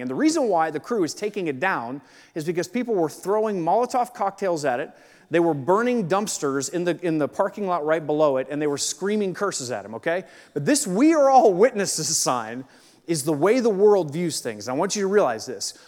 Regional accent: Akron, Ohio, United States; I was born in Akron, Ohio

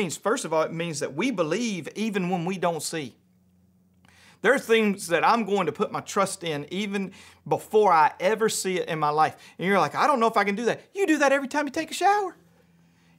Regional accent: around Shreveport, North Louisiana, United States; moved away; I grew up in Louisiana. I went to public school in Louisiana

